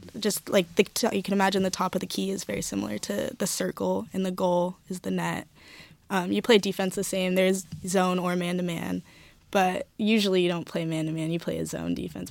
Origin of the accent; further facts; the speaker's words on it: Bay Area, California, United States; moved away as an adult; now in Oregon, United States; I'm from California, I'm from the Bay Area